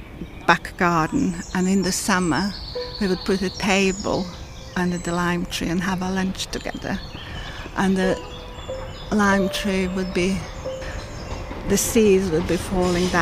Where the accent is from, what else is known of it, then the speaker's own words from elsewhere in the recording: Serbia; now in London, United Kingdom; I'm from Serbia, originally. It's a small market town in the mountains, in a valley